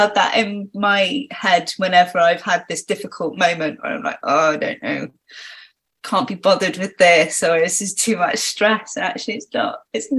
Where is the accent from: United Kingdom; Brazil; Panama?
United Kingdom; Cornwall, South West England; Because I grew up in Cornwall, so that meant that I was surfing, free diving, swimming constantly.